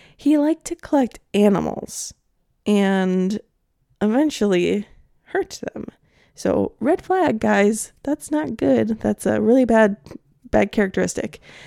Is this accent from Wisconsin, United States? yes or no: yes; Milwaukee, Wisconsin, United States; my hometown of Milwaukee